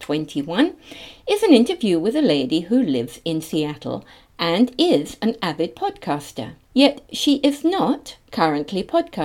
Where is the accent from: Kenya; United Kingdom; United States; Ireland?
United Kingdom; now in Brisbane, Australia; 800,000 plus were born in Britain. Those of you who have picked up on my accent will have recognised that I am one of them.